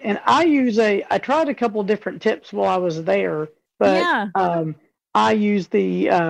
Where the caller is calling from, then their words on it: Louisville, Kentucky, United States; Kentucky, Louisville.